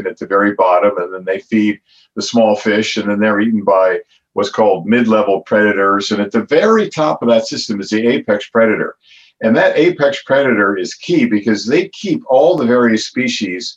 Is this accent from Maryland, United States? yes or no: no; outside of Philadelphia, Pennsylvania, United States; I grew up outside of Philadelphia.